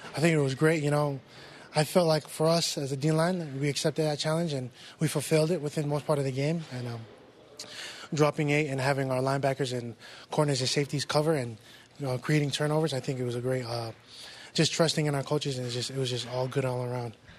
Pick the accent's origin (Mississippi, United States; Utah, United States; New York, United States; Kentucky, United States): Utah, United States; West Valley City